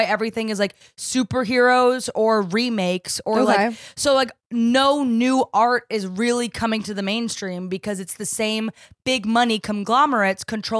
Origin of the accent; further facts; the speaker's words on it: New Jersey, United States; I'm from New Jersey.